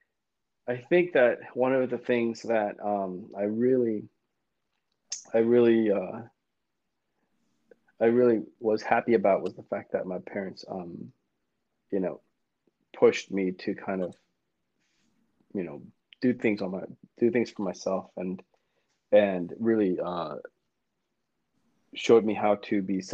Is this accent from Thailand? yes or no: yes; Thailand; Thai, I'm from Thailand.